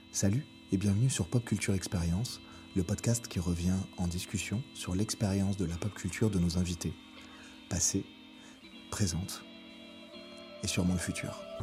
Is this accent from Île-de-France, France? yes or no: yes; Paris, Île-de-France, France; Moi-même qui suis euh, parisien, né et tout